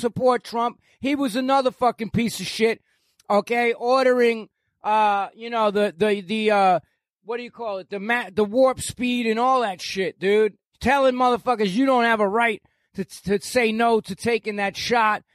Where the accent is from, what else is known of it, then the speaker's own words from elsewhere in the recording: New York, United States; moved away as an adult; now in Florida, United States; I am a New Yorker